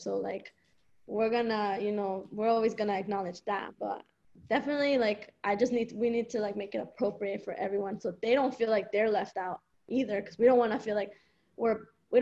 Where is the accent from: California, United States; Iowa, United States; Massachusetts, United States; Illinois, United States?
Massachusetts, United States; Boston; I grew up in Eastie